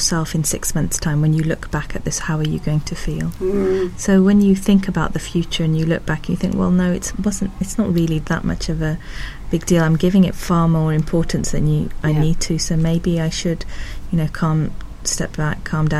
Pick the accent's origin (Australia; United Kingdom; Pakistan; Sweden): Pakistan; moved away; I'm originally from Pakistan